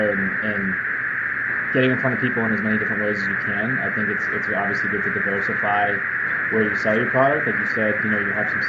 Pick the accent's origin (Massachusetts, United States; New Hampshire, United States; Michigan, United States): Massachusetts, United States; Boston; I'm from Boston, so I live about 2 hours from any mountain type of region